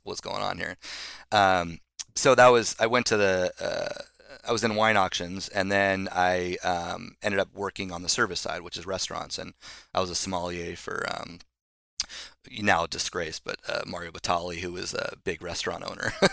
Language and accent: English; Solana Beach, California, United States; also born or lived in Los Angeles / New York; I grew up in Solana Beach